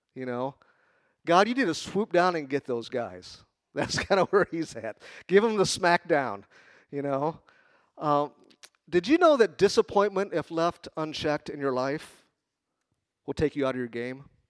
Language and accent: English; Chicago, Illinois, United States; moved away; I'm from Chicago.